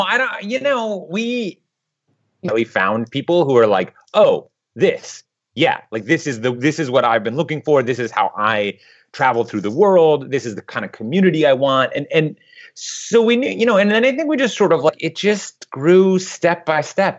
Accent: Midwest, United States; moved away; also born or lived in Eastern Europe; I grew up in the Midwest

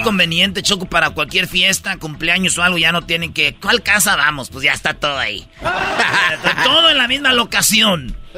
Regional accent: Tepatitlán, Jalisco, Mexico; yo soy de Tepatitlán, Jalisco

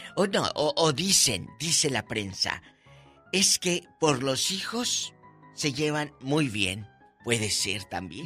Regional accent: Matamoros, Tamaulipas, Mexico; Un beso a mi tierra y a mis paisanos en Matamoros, Tamaulipas

